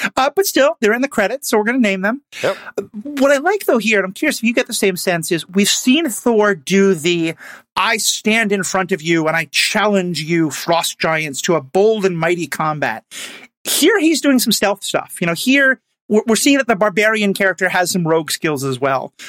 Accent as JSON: {"language": "English", "town": "New York City", "region": "New York", "country": "United States", "tie": "born or raised there", "said": "That's my hometown as well."}